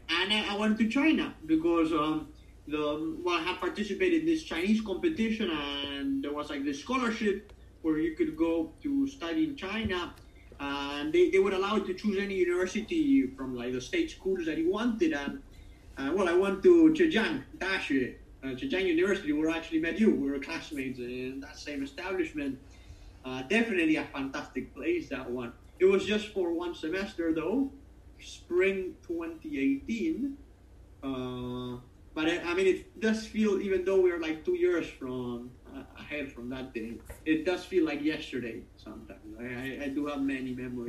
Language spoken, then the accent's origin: English; Argentina; moved away; we had a lot of British influence back home